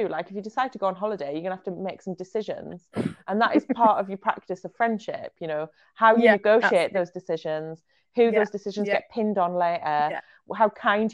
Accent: Israel; I was born in Israel

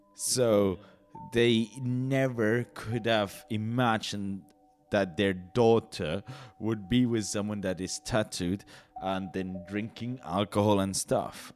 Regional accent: Basel, Basel-Stadt, Switzerland; also born or lived in Great Britain; I was born in Basel, then moved for a while to Great Britain uh, because my dad did something there, and then we came back

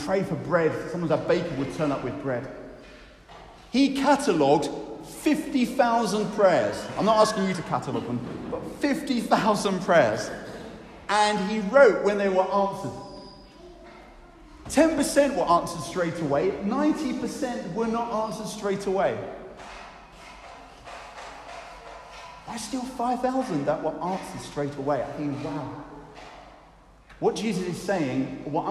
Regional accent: United Kingdom; we're too British

